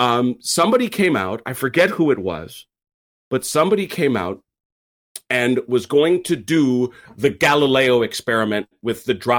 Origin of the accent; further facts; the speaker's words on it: Bristol, South West England, United Kingdom; And because I'm from Bristol, damn it, you know, and we got manners where I come from